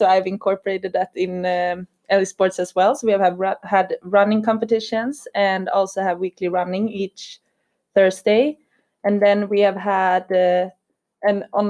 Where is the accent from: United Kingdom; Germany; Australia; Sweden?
Sweden; Stockholm, Stockholm County; moved away as an adult; now in Lund, Sweden; I'm from Stockholm